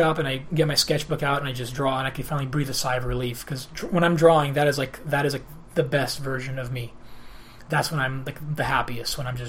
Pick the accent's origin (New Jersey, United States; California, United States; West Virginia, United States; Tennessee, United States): California, United States; Los Angeles; first language Greek; English is a second language; also born or lived in Athens, Greece / Redondo Beach; But, yeah, it's pretty nice living there. I grew up in San Pedro. And I never imagined that I'd finally be living there. Because for a while, in 2010, I moved to Redondo Beach for a while, which I loved.